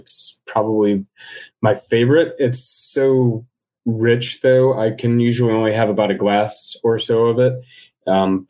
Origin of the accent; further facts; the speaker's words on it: Midwest, United States; growing up in the Midwest